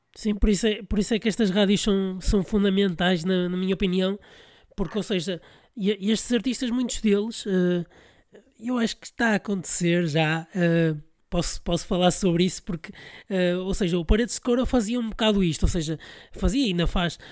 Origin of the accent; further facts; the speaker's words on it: Porto, Norte, Portugal; Eu sou do Porto